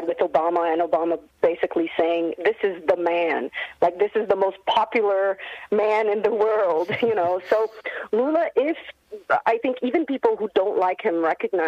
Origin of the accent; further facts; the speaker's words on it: Brazil; now in Australia; I'm from Brazil